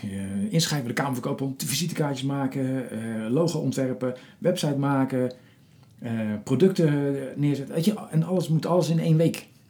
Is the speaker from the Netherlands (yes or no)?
yes; Rotterdam, South Holland, Netherlands; in mijn geboortestad Rotterdam